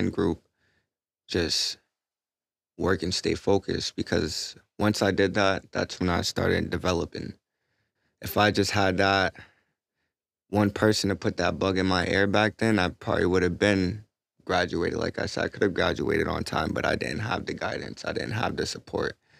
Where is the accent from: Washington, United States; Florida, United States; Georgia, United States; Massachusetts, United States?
Massachusetts, United States; Boston; I grew up in Boston